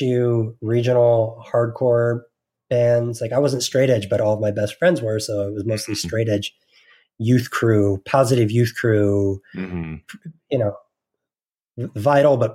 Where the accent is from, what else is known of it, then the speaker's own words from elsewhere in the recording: New Jersey, United States; growing up in New Jersey, we were sort of in the epicenter